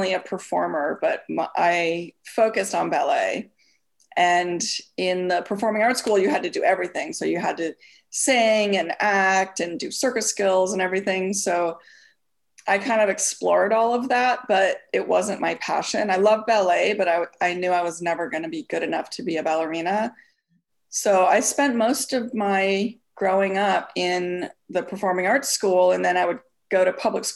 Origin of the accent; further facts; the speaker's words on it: Minneapolis, Minnesota, United States; moved away as an adult; I was born and raised in Minneapolis, Minnesota. And I lived there until pretty much till graduated high school.